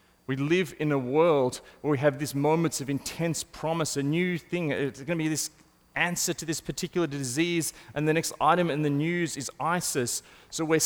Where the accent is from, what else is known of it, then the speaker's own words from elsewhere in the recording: Australia; as an Australian